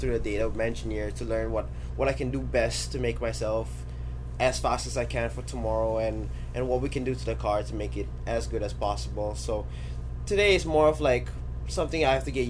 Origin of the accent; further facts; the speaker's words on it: Florida, United States; it's my home state